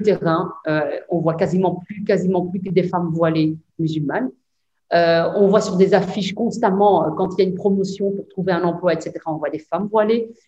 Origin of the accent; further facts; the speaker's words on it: Belgium; chez nous en Belgique